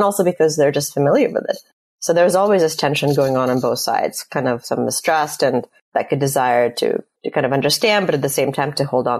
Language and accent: English; Russia; moved away; I'm leaving, I'm immigrating from Russia